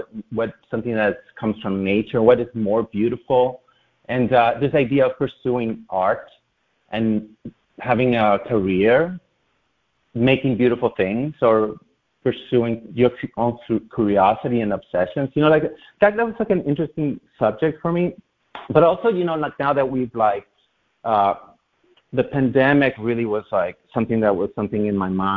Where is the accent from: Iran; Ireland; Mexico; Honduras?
Honduras; now in New York City, United States; I grew up in Latin America